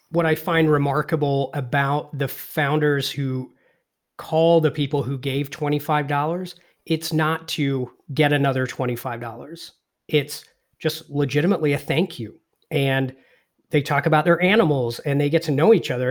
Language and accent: English; England, United Kingdom; I was born and raised in England